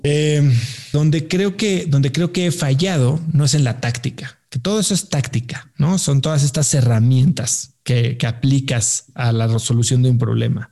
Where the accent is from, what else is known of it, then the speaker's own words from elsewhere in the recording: Mexico; also born or lived in New York / Stanford; yo soy eh, mexicano